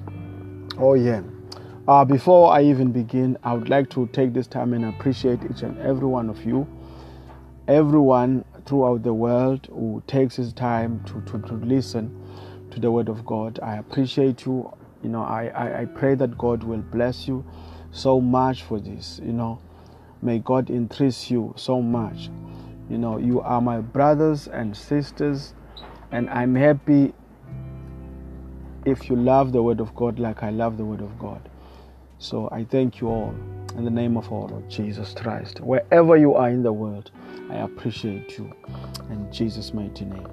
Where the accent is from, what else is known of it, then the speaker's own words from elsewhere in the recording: South Africa; I come all the way from South Africa